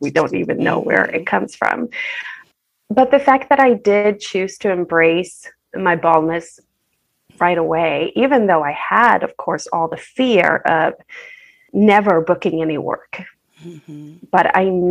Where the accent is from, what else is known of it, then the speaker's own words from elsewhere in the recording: Sweden; moved away as an adult; now in Los Angeles, United States; born and raised in Sweden, and I've been in Los Angeles for about a decade